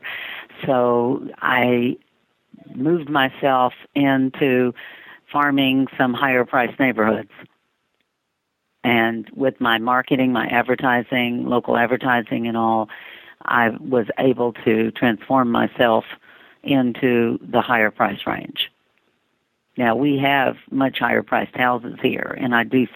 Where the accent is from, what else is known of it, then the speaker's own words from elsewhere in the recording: New Jersey, United States; now in Pensacola, United States; where I grew up in Jersey, you know, it's kind of rocky out there and dark and murky.